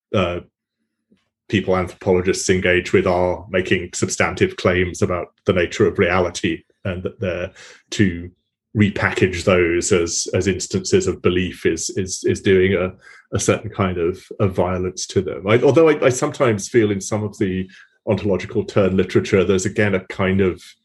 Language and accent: English; United Kingdom; moved away; my home country